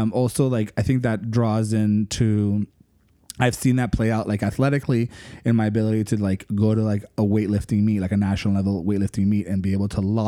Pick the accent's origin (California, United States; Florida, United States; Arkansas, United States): Florida, United States; Miami; accent: Miami; my Miami accent